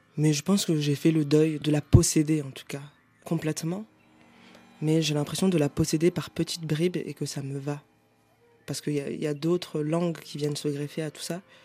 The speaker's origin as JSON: {"language": "French", "town": "Paris", "region": "Île-de-France", "country": "France", "tie": "born or raised there", "said": "je suis parisienne"}